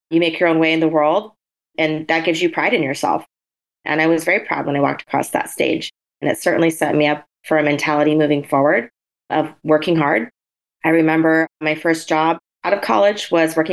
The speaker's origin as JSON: {"language": "English", "region": "Oregon", "country": "United States", "tie": "born or raised there", "also_born_or_lived": "San Francisco", "moved": "as an adult", "said": "I grew up in Oregon."}